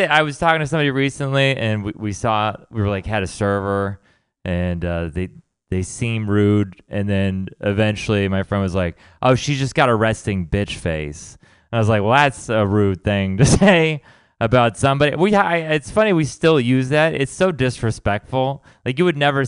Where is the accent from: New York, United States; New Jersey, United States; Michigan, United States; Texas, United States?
Texas, United States; now in San Francisco, United States; we're from Texas